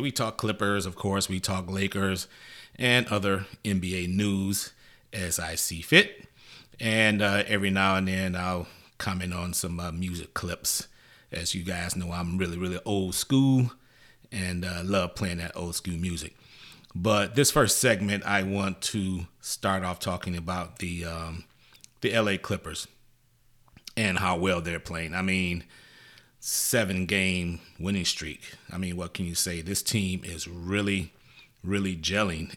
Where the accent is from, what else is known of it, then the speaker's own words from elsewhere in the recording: Detroit, Michigan, United States; boys from Detroit, Motown, my hometown